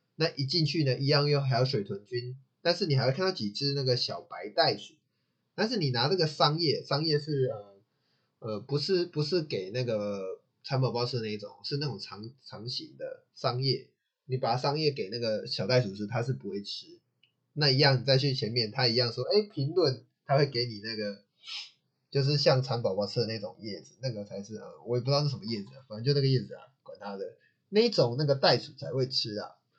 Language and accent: Chinese; Taichung, Taiwan; 我还是适合台中，因为我就是台中长大的